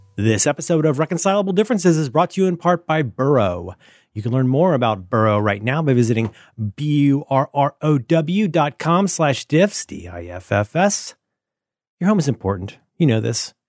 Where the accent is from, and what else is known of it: United States